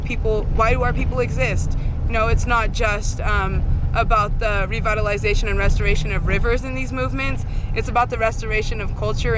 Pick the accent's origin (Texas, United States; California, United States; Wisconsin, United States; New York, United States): California, United States; Hoopa Valley Indian Reservation; I lived on the river my whole life, grew up on the Hoopa Valley Indian Reservation.